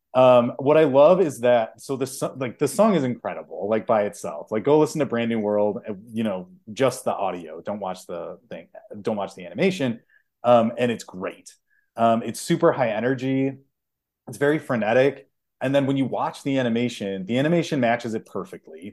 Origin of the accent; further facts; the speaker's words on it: Chicago, Illinois, United States; I'm from Chicago